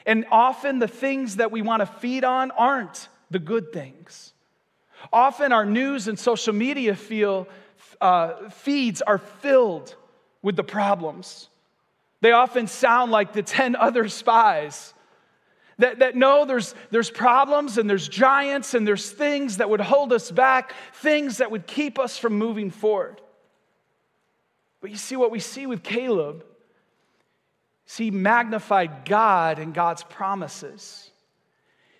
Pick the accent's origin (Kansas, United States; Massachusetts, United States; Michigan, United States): Michigan, United States; moved away as an adult; now in Vero Beach, United States; I'm from Michigan, and so we were part of a church there for about 14 years